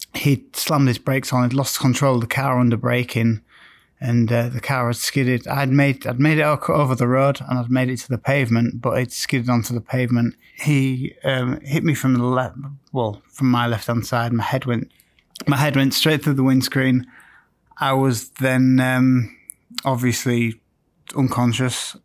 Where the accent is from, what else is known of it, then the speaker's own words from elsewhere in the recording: Scarborough, Yorkshire and the Humber, United Kingdom; also born or lived in Manchester; my hometown of Scarborough